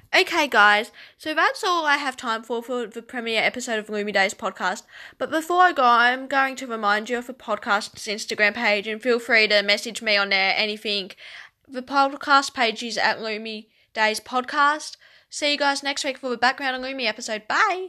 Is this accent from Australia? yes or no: yes; Tasmania, Australia; I am from Tasmania, which is an island at the bottom of Australia.